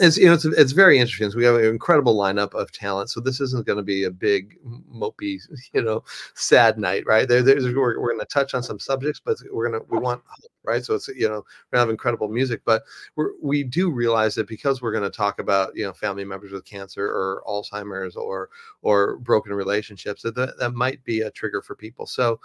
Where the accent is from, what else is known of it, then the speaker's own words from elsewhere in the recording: Los Angeles, California, United States; now in Nashville, United States; I've been doing since I moved here to Nashville 9 years ago. I came from Los Angeles and wanted to get involved in the creative community here.